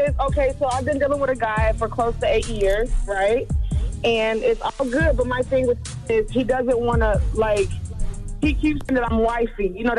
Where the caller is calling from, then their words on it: Dayton, Ohio, United States; I'm calling from Dayton, Ohio.